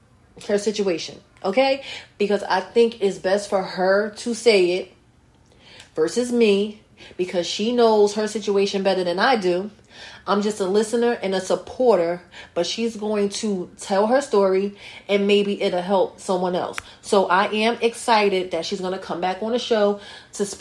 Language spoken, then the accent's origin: English; North New Jersey, United States; North New Jersey again. My hometown.